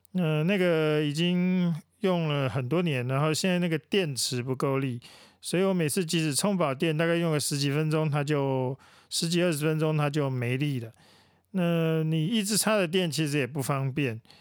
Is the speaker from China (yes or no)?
no; Taiwan; 我们台湾人